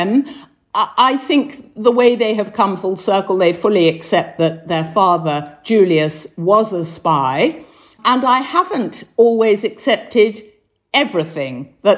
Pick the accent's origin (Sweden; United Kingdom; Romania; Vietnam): United Kingdom; England; they looked at me as an English person